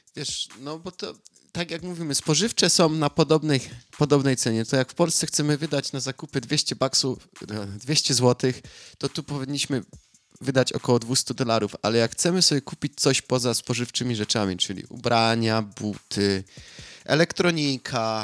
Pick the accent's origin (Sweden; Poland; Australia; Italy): Australia; jestem z Australii